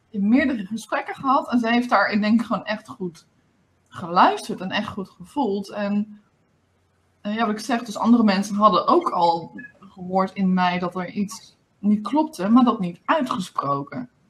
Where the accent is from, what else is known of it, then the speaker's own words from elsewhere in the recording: Limburg, Netherlands; ik, kom, ik kom uit Limburg, dat is mijn spraakgebrek.